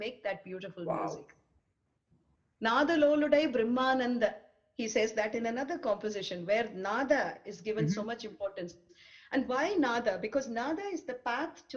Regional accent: Chennai, Tamil Nadu, India; I'm from Mylapore in Chennai.

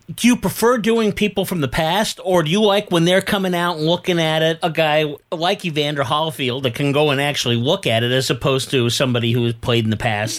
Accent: Bay Area, California, United States; I grew up in the Bay Area

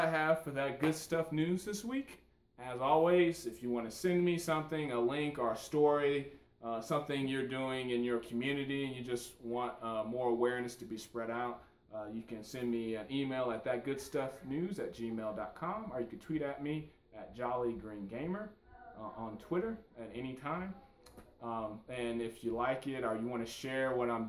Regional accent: St. Louis, Missouri, United States; I grew up in St. Louis, Missouri

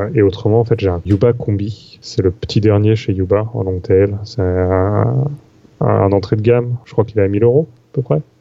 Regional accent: Paris, Île-de-France, France; moved away as an adult; now in Montreal, Canada; je suis pas du Canada, donc avant j'étais parisien

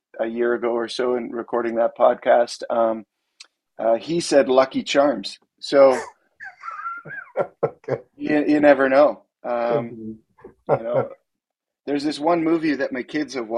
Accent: Western Canada, Canada; also born or lived in Calgary; I grew up in Western Canada, and Calgary was the city that I moved to when I was just in high school.

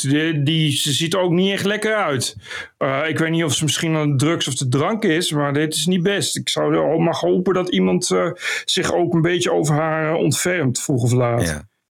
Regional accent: Gelderland, Netherlands; Ik kom van de Veluwe.

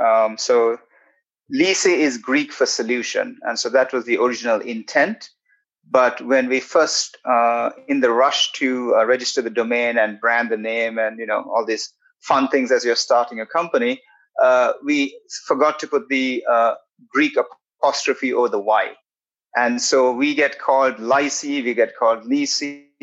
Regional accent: London, United Kingdom; moved away as an adult; also born or lived in Sri Lanka / Maldives; now in United States; And I'm originally from London, England, but I'm first generation, so my parents are from Sri Lanka. So when I was growing up, I grew up in Sri Lanka, the Maldives, and the UK

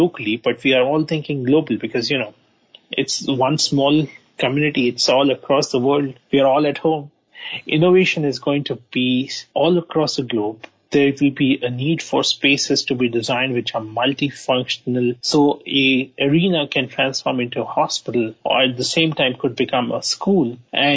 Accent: India; moved away as an adult; now in United States; I'm from India.

